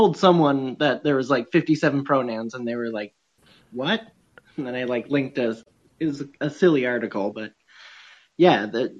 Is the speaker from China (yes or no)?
no; Canada; I'm Canadian. I work for D&D